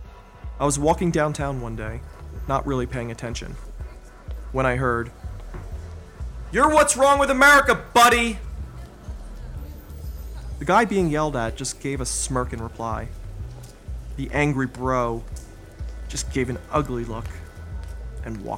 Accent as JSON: {"language": "English", "region": "East Coast", "country": "United States", "tie": "born or raised there", "also_born_or_lived": "Philadelphia / Boston", "moved": "yes", "lives_now": "Denver, United States", "said": "I grew up on the East Coast. I spent some time in Philadelphia. I spent some time in Boston. I've lived in Denver for about a little over 10 years"}